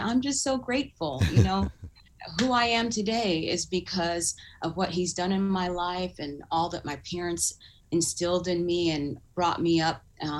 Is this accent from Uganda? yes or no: yes; Uganda; born there; You know, I was born in Uganda, which is in East Africa, and it was during the regime of Idi Amin, who was killing a lot of people.